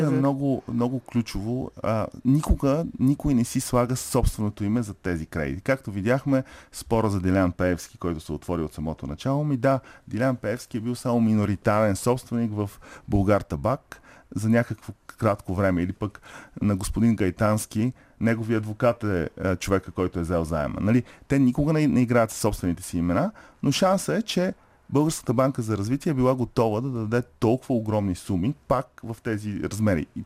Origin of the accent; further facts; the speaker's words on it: Canada; Много ми е ясно, че а тези атаки не са защото съм канадец или не.